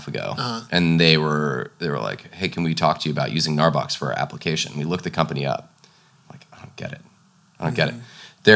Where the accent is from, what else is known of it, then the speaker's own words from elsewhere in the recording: Pasadena, California, United States; I grew up in Pasadena, like looking at the San Gabriel Mountains